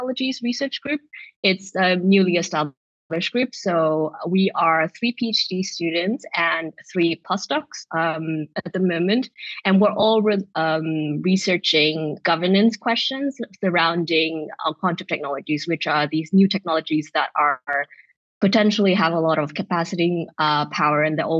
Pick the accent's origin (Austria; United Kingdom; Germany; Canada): Austria; Vienna; moved away as an adult; now in Amsterdam, Netherlands; I'm from Vienna. That's where I did my law degree.